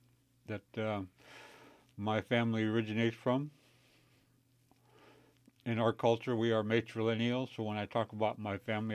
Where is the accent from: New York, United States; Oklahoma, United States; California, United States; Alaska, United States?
Alaska, United States; I come from the Tlingit. People here know me as … And what I said was my Tlingit name, which is